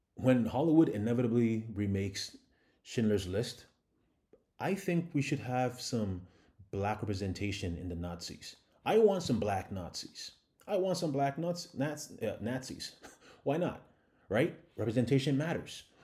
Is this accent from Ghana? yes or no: yes; Ghana; moved away; also born or lived in Canada; I'm a Ghanaian immigrant, and I was living in Canada at the time